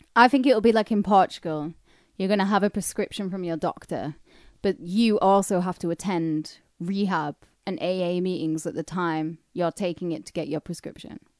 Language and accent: English; the north of England, United Kingdom; born or raised there; accent: northern; also born or lived in Camden, London